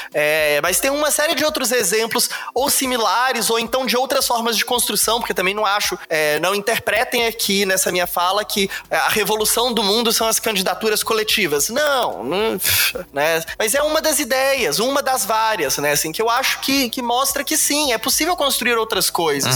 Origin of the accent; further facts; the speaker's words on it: Belo Horizonte, Minas Gerais, Brazil; Eu sou de Belo Horizonte